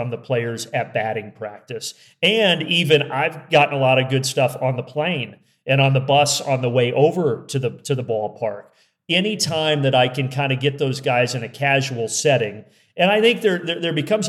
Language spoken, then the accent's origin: English; Indiana, United States; I'm from Indiana